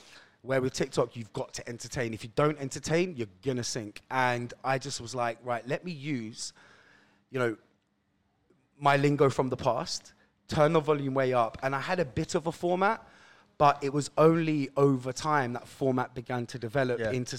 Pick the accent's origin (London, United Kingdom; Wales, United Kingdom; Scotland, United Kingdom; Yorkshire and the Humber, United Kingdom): London, United Kingdom; Roehampton; So, it started in a jolly place called Roehampton, the second largest council estate in the UK.